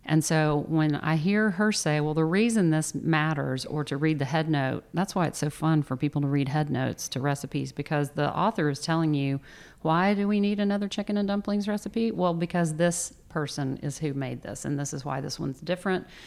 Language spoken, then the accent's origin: English; the South, United States; as a Southerner who understands gravy, I never thought that's exactly what he's doing.